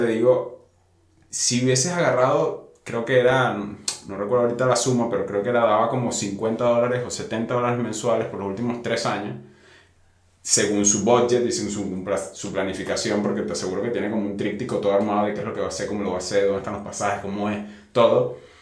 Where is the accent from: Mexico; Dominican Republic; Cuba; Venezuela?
Venezuela; nosotros somos de Venezuela